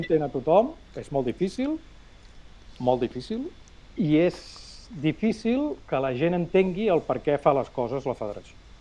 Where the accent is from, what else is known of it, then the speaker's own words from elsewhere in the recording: Matadepera, Catalonia, Spain; Jo sóc de Mata de Pere